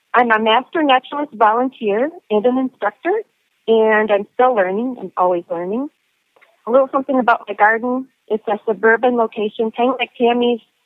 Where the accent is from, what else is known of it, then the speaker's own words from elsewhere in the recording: Ontario, Canada; I'm from Ontario